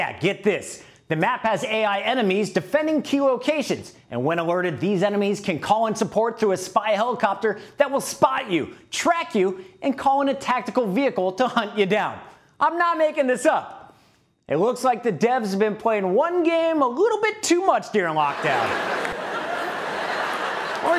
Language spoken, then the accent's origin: English; Ohio, United States; moved away as an adult; now in New York City, United States; I grew up in Ohio, moved to New York City to pursue my broadcasting career